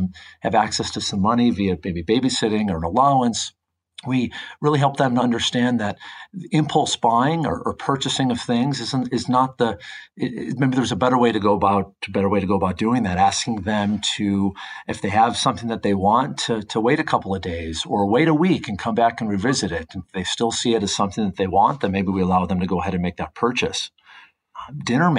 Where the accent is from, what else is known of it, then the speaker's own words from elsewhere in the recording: Midwest, United States; now in Orange County, California, United States; I remember growing up, I grew up in the Midwest